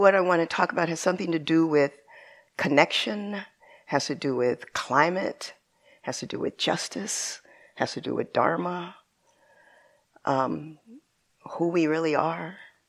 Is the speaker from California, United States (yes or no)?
yes; San Bernardino, California, United States; also born or lived in Rialto, California; when I was a little girl, I grew up in San Bernardino, California